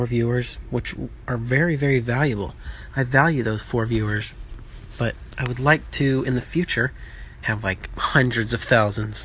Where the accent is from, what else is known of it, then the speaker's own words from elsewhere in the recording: Birmingham, Alabama, United States; moved away; Growing up in Birmingham, Alabama